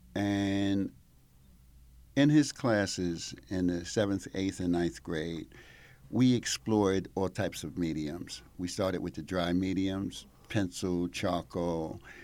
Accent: Mount Vernon, New York, United States; moved away as an adult; now in Italy; I grew up in Mount Vernon, New York. So on the other side of the Bronx

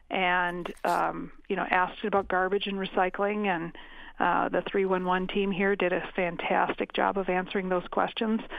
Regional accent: Crosslake, Minnesota, United States; also born or lived in St. Paul Park, Minnesota; now in Mankato, United States; I was born in St. Paul Park, and when I was oh. seven, oh. we moved up to Cross Lake.

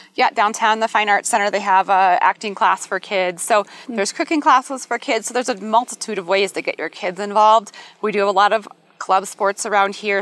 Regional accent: Midwest, United States; now in Colorado Springs, United States; I'm from the Midwest, that green Midwest plush lawn

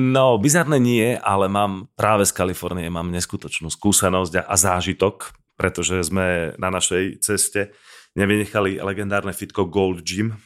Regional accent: Slovakia; toto mi na Slovensku trošku chýba, že sme takí, stále sme uzavretí

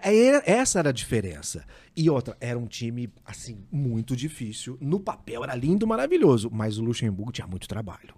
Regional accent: Ribeirão Preto, São Paulo, Brazil; Eu nasci na Vila Tibério.

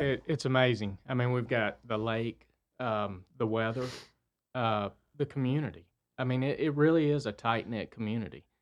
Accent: Cornelius, North Carolina, United States; also born or lived in Myrtle Beach; I grew up on Floral Lane. Um, lived there till I went away to college

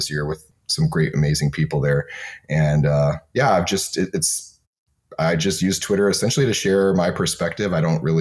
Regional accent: Michigan, United States; now in Bay Area, United States; I grew up in Michigan where it was really cold and I'm used to cold.

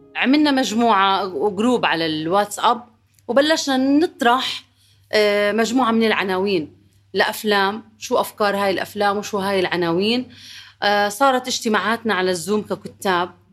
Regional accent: Jordan; انا كنت من الاردن

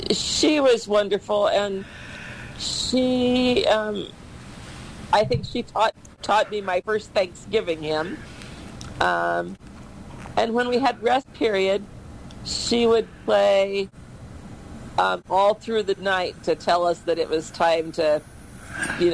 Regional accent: Iowa, United States; I went to school at Vinton, Iowa

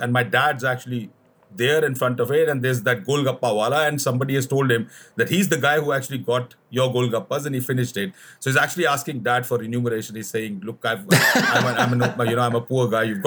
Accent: Delhi, India; I was born and brought up in Delhi, the capital of India

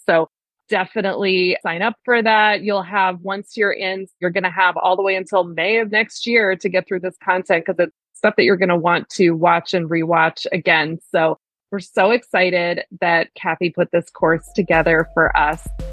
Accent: Maryland, United States; accent: Maryland (Baltimore); my Maryland accent

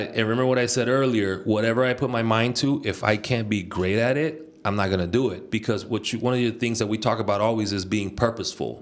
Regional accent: Bay Area, California, United States; also born or lived in Nicaragua; Yo nací en Nicaragua y me vine aquí a la, a la juventud. And I was raised here in the Bay Area, proud from the Bay.

